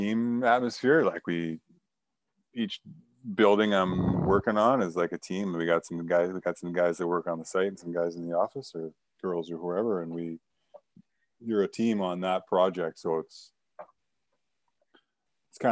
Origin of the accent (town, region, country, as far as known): Quesnel, British Columbia, Canada; born or raised there; moved away